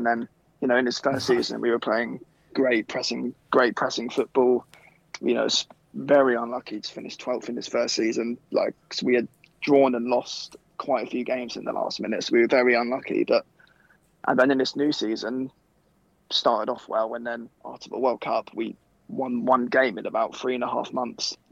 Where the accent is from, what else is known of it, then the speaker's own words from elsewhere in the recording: Croydon, London, United Kingdom; I'm from Croydon as well.